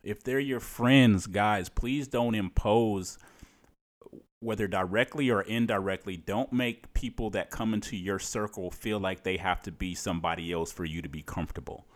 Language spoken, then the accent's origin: English; Cleveland, Ohio, United States; moved away as an adult; now in Maryland, United States; I'm, I'm from Cleveland, Ohio